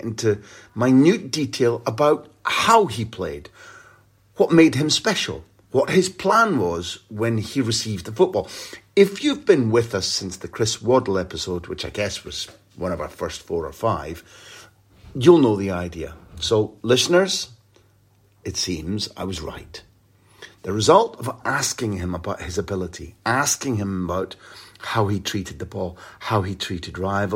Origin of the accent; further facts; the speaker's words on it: Scotland, United Kingdom; I'm a Scottish guy